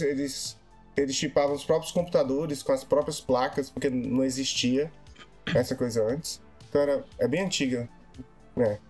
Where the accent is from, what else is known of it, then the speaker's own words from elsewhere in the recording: Fortaleza, Ceará, Brazil; now in London, United Kingdom; eu sou de Fortaleza, no Ceará